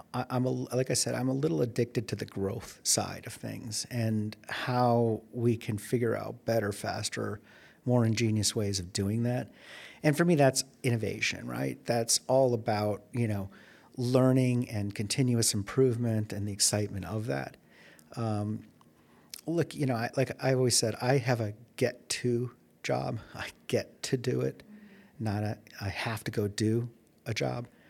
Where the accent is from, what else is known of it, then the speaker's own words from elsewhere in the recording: Chicago, Illinois, United States; moved away as an adult; also born or lived in Silicon Valley; now in Arizona, United States; I'm from Chicago